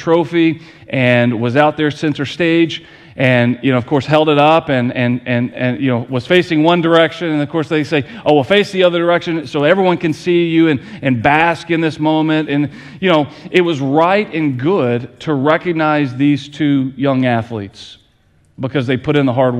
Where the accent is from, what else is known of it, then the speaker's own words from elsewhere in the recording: Lancaster, United States; moved away; Kelly and I, we grew up in Lancaster with a community center that was built when my grandmother was in elementary school